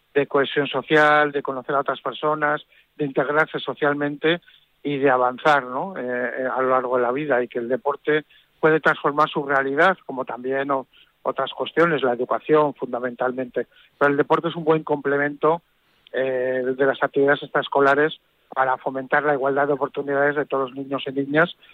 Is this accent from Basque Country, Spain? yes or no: yes; San Sebastián, Basque Country, Spain; como soy donostiarra, muy de la Real Sociedad. Desde que era pequeño